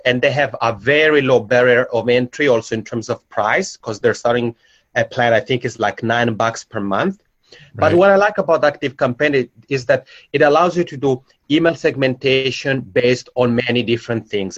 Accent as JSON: {"language": "English", "area": "Italian-speaking part of Switzerland", "region": "Italian-speaking Switzerland", "country": "Switzerland", "accent": "macaroni accent", "second_language": "English", "moved": "as an adult", "lives_now": "Helsinki, Finland", "said": "I'm originally from the Italian-speaking part of Switzerland, so that's where my macaroni accent comes from, and I've lived here in Helsinki for five years."}